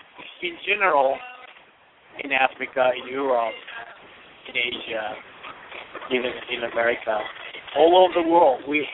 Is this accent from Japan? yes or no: yes; Japan; English is a second language; moved away as an adult; now in United States; I was born and raised in Japan, and I moved to this country about 15 years ago.